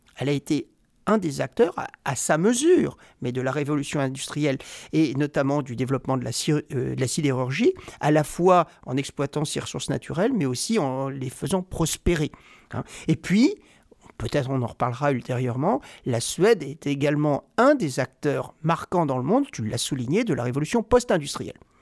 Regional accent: Rouen, Normandy, France; moved away as an adult; now in Sweden; je suis né à Rouen, en Normandie

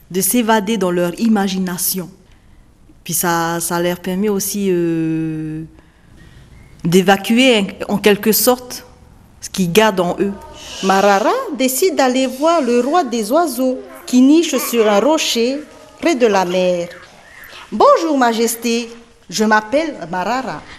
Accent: Faa'a, Windward Islands, French Polynesia; je viens de Fa'a, de Tahiti.

